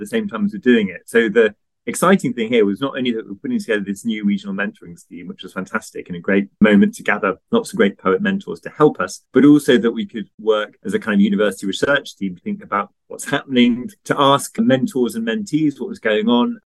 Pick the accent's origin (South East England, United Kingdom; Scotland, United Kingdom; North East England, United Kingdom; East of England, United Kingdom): South East England, United Kingdom; Basingstoke; I was actually born in Basingstoke, very near a library